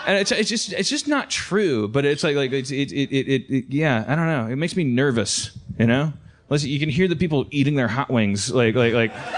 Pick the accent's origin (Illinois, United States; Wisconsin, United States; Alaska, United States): Wisconsin, United States; Milwaukee; also born or lived in California; now in Los Angeles, United States; growing up in Wisconsin